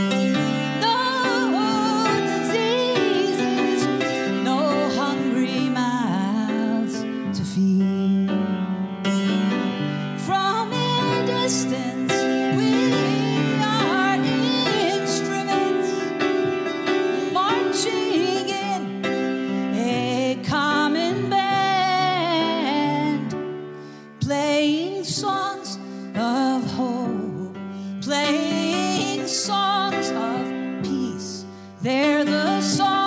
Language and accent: English; Philadelphia, Pennsylvania, United States; now in New York, United States; I'm from Philadelphia, but all my life in New York since 1978